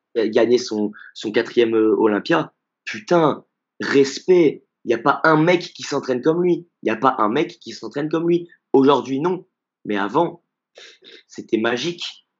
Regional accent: Grenoble, Auvergne-Rhône-Alpes, France; je suis de Grenoble

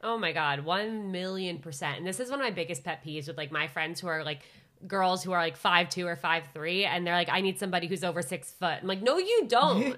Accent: Westchester County, New York, United States; also born or lived in Syracuse; I'm from a suburb of New York, Westchester County.

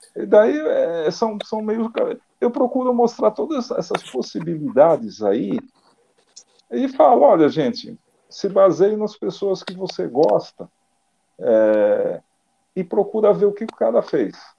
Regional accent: Brazil; como eu sou brasileiro

